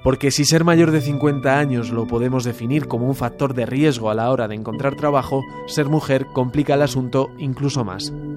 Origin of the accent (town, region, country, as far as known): Spain